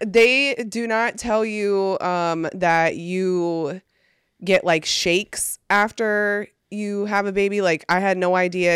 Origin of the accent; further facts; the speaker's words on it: New York, United States; now in Austin, United States; I'm from New York